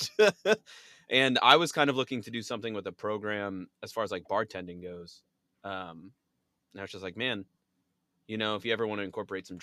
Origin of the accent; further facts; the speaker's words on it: Cape Cod, Massachusetts, United States; moved away as an adult; now in Providence, United States; I'm from the Cape, but I moved to Providence when I was like 18